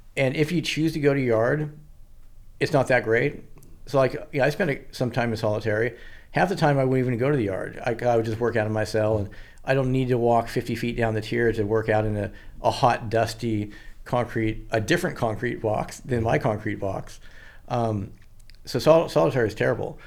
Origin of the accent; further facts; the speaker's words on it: Washington, United States; also born or lived in Santa Barbara; I'm from Washington